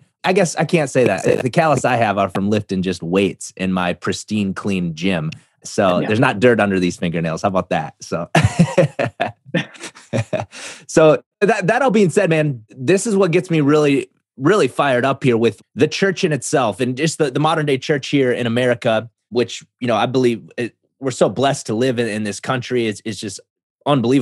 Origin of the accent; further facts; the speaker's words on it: South Dakota, United States; I grew up in South Dakota